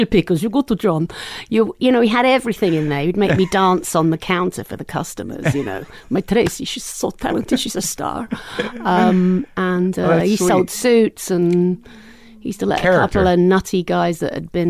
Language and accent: English; Burnham, South East England, United Kingdom; moved away as an adult; now in United States; I grew up just outside in the countryside, really, the Greenbelt area around London